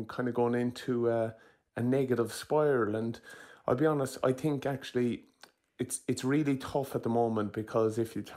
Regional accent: Ireland; There's something brilliant about being Irish

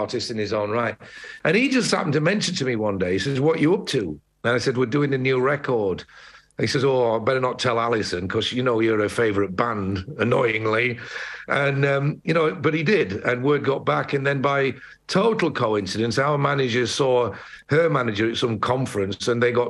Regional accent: Sheffield, Yorkshire and the Humber, United Kingdom; moved away as an adult; now in Dublin, Ireland; I was born and bred in Sheffield, lived there for 21 years. I've been in Dublin for 38 years.

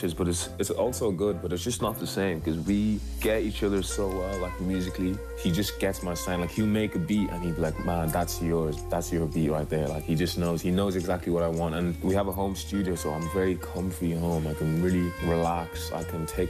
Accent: Dublin, Leinster, Ireland; I'm from Dublin

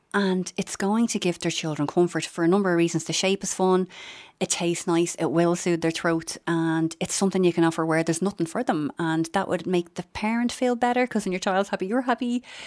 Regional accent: Dublin, Leinster, Ireland; I'm from Finglas

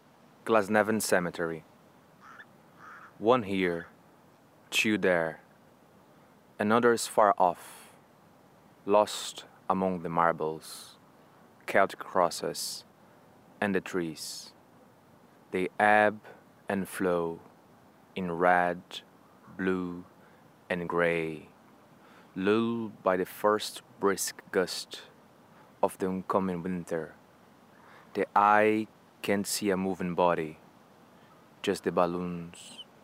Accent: Brazil; moved away as an adult; now in Ireland; I'm originally from Brazil. I've been in Ireland for almost 7 years now.

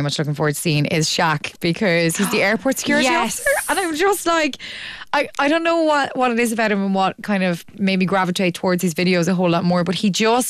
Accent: Galway, Connacht, Ireland; now in Dublin, Ireland; I'm from Galway, right? And I live in Dublin now

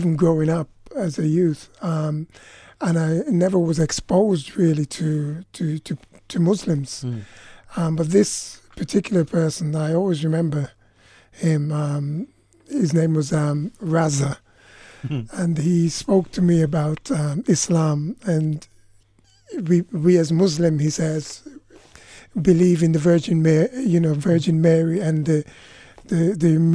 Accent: Montserrat; I'm from Montserrat.

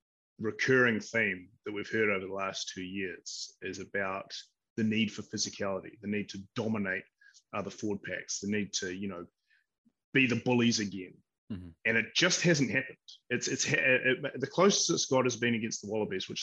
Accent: New Zealand; as a New Zealander

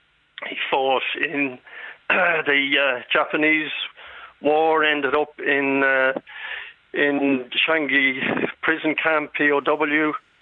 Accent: Ireland; Well, my family are a family. We're Irish Catholics.

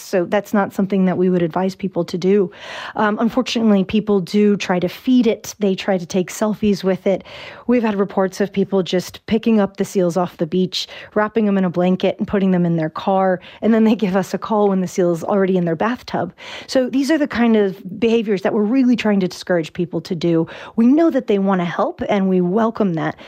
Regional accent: Virginia, United States; moved away as an adult; now in Ireland; I'm from Virginia. Uh, I've been living here for about six years, and I have not picked up an Irish accent yet

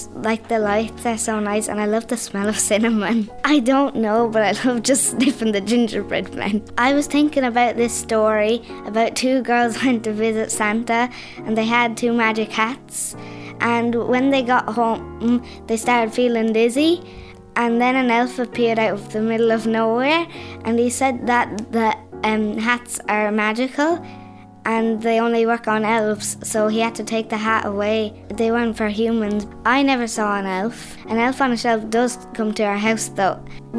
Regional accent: Wexford, Leinster, Ireland; I'm 10 years old. I'm from Wexford. I'm in fourth class.

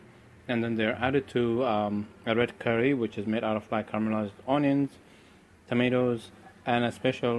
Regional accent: Eritrea; now in San Francisco, United States; I'm from Eritrea, East Africa.

